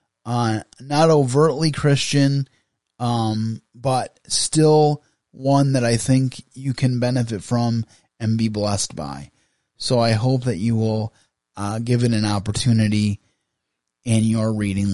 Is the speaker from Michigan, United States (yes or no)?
yes; Grand Rapids, Michigan, United States; I live in West Michigan, a little bit outside of Grand Rapids, about 45 minutes outside of Grand Rapids, but I was raised in the Grand Rapids area